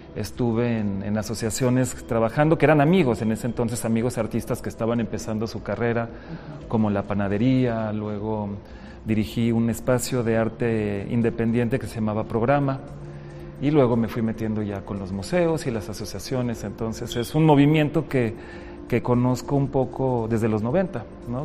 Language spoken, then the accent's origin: Spanish; Mexico; also born or lived in Panama / Europe; Nací en Panamá, soy, soy de un origen muy mezclado, ¿no? Mis cuatro abuelos vienen de países diferentes. Entonces yo nací en Panamá, mi mamá es panameña, pero llegué a México